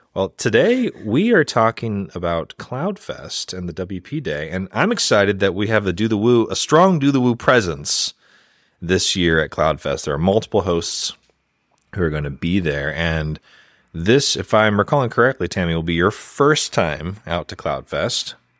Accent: United States; as an American

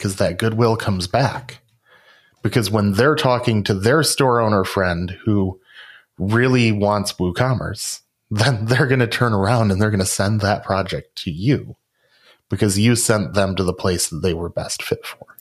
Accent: Rockford, Illinois, United States; my hometown of Rockford, Illinois

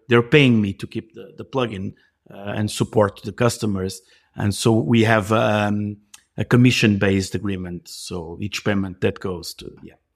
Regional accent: Portugal; I'm from Portugal. I live, um, across the river from Lisbon

